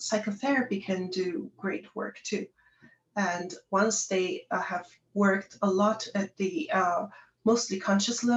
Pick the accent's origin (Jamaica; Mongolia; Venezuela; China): Mongolia; Darkhan, Darkhan-Uul; moved away as an adult; also born or lived in Ulaanbaatar, Mongolia; I was born in Ulaanbaatar, the capital city of Mongolia. However, I grew up in Darhang, a smaller city in Mongolia.